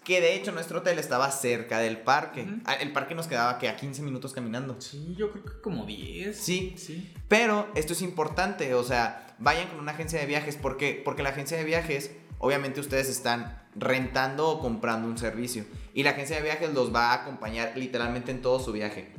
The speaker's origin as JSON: {"language": "Spanish", "country": "Mexico", "said": "nosotros que somos de México"}